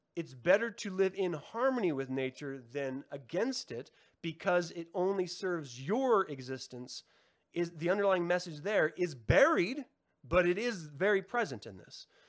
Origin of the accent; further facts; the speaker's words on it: United States; we've been poisoned as an American society